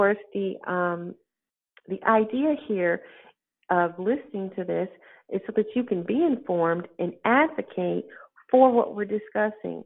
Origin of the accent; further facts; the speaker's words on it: Cleveland, Ohio, United States; When I was a child, growing up in Cleveland, Ohio